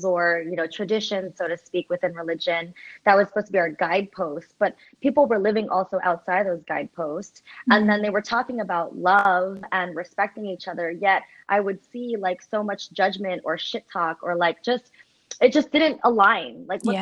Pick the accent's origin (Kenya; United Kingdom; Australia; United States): United States; as a Filipino American growing up Catholic